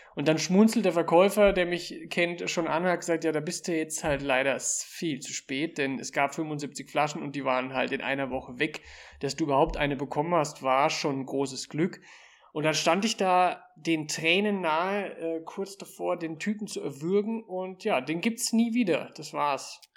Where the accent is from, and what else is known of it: Germany; born or raised there; now in Austria